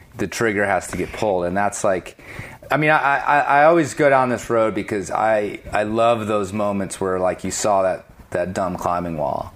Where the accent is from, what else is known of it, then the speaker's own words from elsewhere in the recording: Chicago, Illinois, United States; I grew up in Chicago suburbs